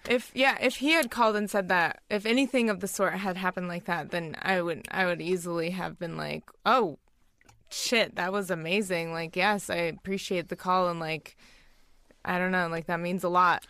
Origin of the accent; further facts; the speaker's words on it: Wyoming, United States; moved away; I grew up in Wyoming, kind of one of the only Asian families there